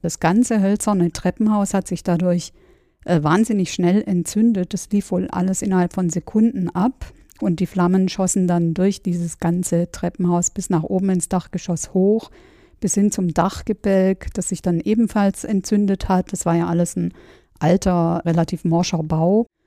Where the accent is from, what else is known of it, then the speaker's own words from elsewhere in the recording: Stuttgart, Baden-Württemberg, Germany; kannte mich als Stuttgarterin äh, so ganz gut im Nachtleben aus